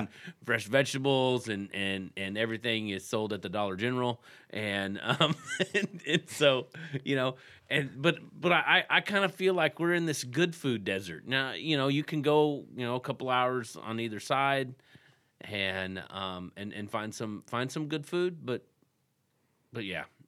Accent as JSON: {"language": "English", "region": "Texas", "country": "United States", "tie": "born or raised there", "moved": "as an adult", "lives_now": "Anna, Illinois, United States", "said": "I grew up in Texas."}